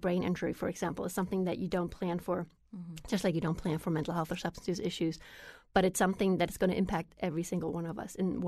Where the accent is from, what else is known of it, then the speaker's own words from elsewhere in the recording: Germany; moved away as an adult; I grew up in Germany with a very different system, and I didn't pay that much attention about the system because I was 19 when I came here.